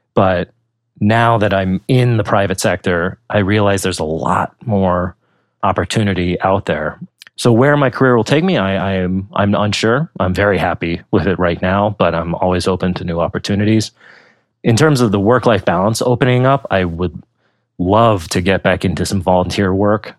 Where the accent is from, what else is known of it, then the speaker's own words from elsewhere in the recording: Pennsylvania, United States; moved away as an adult; also born or lived in Virginia / New Jersey / San Diego / New York; I grew up in Pennsylvania